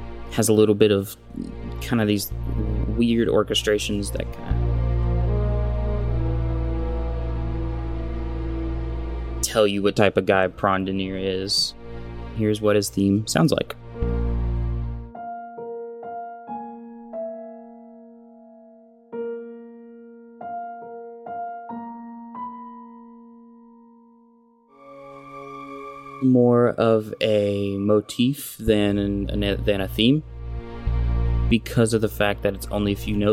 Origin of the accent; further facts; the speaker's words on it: Summerville, South Carolina, United States; I'm a composer from Somerville, South Carolina